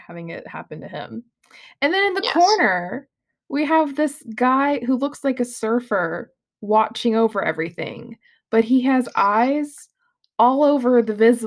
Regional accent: South Carolina, United States; I'm from South Carolina, where literally we had South Carolina geography and nothing else

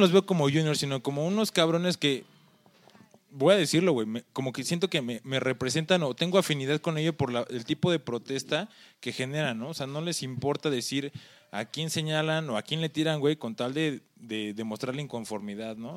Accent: Mexico

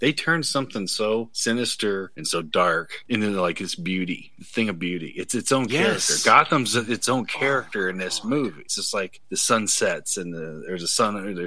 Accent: Chicago, Illinois, United States; I'm from Chicago

